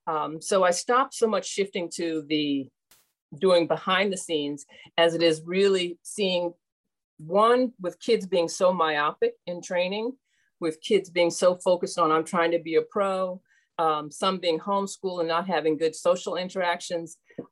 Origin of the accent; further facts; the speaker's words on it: Cleveland, Ohio, United States; So I grew up in Cleveland as well. So at Forest City Tennis